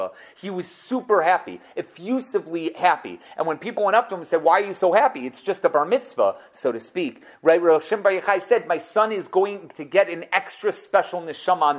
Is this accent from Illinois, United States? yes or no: yes; Chicago, Illinois, United States; I was born in Weiss Memorial Hospital